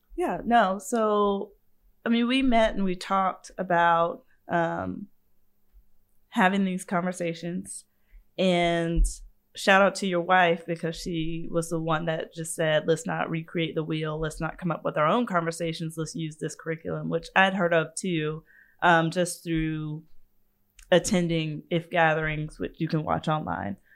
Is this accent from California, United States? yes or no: no; Savannah, Georgia, United States; I grew up in Savannah.